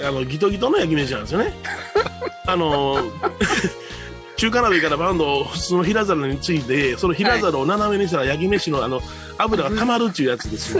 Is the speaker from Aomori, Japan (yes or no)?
no; Osaka, Japan; moved away as an adult; 僕ら、大阪、生まれ、大阪育ち